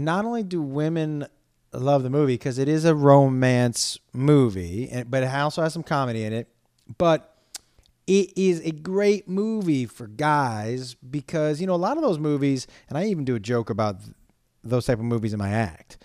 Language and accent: English; Amherst, Massachusetts, United States; born or raised there